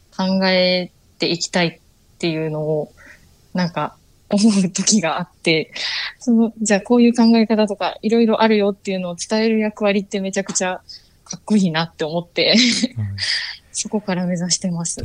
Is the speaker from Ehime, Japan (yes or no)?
no; Akashi, Hyogo, Japan; also born or lived in Tokyo; 生まれも明石、あの、兵庫の明石です